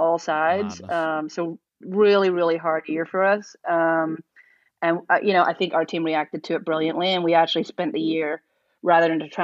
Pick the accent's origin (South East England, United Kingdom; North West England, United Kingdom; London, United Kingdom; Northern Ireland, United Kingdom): Northern Ireland, United Kingdom; now in Portland, United States; I'm from Northern Ireland